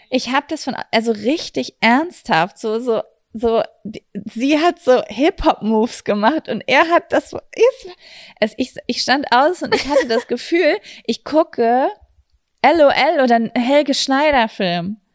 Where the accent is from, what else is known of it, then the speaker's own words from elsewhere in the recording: Germany; Wir kommen aus Lübecker